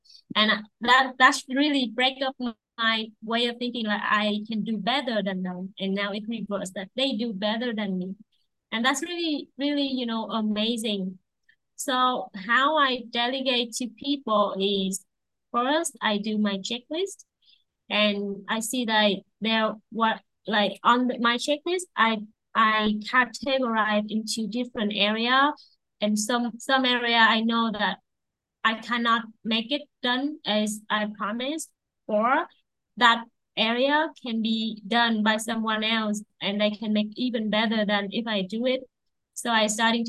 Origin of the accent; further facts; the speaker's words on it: Vietnam; I'm from Vietnam